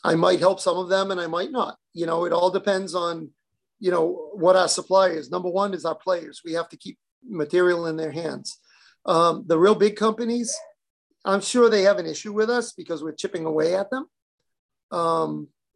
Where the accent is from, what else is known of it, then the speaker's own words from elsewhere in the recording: Boston or New England, United States; I grew up in Boston or New England.